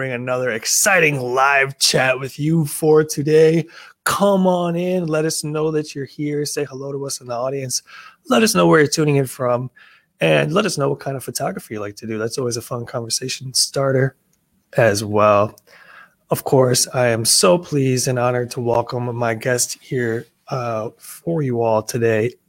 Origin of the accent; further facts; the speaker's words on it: United States; I'm American